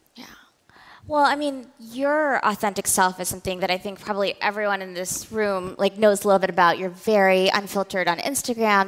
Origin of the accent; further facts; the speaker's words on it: the South, United States; I was born to immigrant parents. I grew up in the South